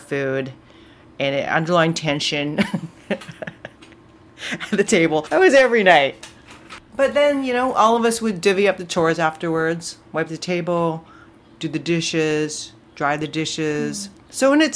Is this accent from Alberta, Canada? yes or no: no; North Vancouver, British Columbia, Canada; Where I grew up in Lynn Valley